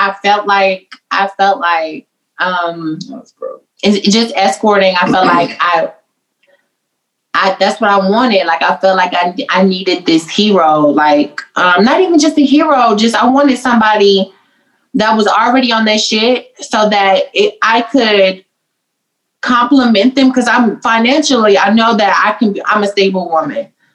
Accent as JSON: {"language": "English", "region": "the South", "country": "United States", "said": "I'm from the South, so I'm very traditional"}